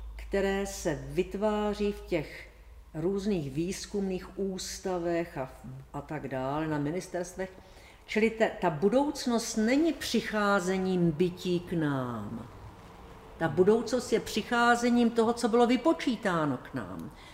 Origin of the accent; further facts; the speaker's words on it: Bohemia, Czechia; u nás v Čechách